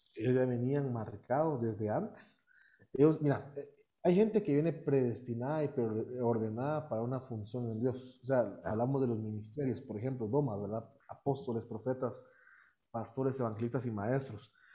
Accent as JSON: {"language": "Spanish", "country": "Guatemala", "tie": "born or raised there", "also_born_or_lived": "United States", "said": "Yo nací en Estados Unidos. Ok. Y he radicado aquí toda mi vida"}